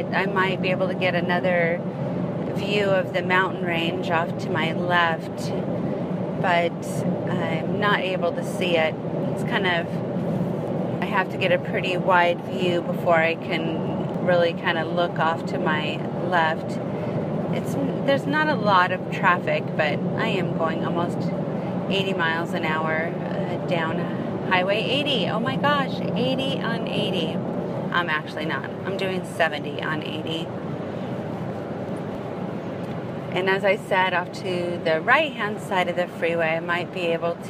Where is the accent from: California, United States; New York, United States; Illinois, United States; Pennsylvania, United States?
California, United States; I'm from California